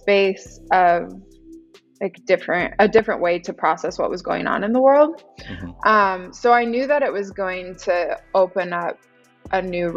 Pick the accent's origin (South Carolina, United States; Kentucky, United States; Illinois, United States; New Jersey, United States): Illinois, United States; Chicago; moved away; also born or lived in Los Angeles; I'm from Chicago, originally, Midwest